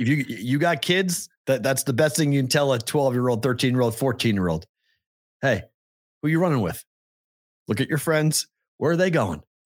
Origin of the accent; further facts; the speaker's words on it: Massachusetts, United States; We're from Massachusetts.